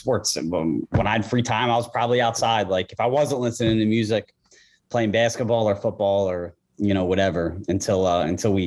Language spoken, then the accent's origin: English; Blue Bell, Pennsylvania, United States; accent: Philadelphia; also born or lived in Norristown, Pennsylvania / Wayne, Pennsylvania; we moved to Bluebell. That's where I lived, you know, my whole childhood.